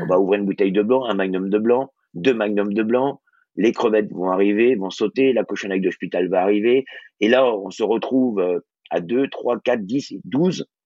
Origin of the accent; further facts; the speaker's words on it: Brittany, France; je suis breton